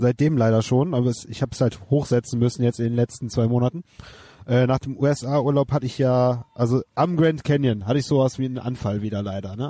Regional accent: Wermelskirchen, North Rhine-Westphalia, Germany; now in Leverkusen, Germany; In meiner alten Heimat Wermelskirchen

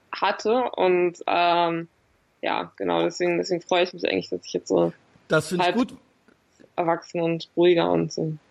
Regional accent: Berlin, Germany; Ja, ich komme aus Nordberlin.

